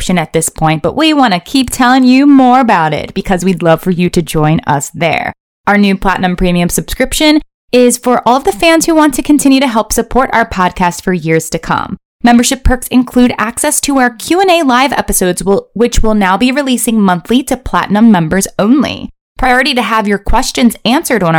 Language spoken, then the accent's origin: English; Maryland, United States; I grew up in Maryland near Towson University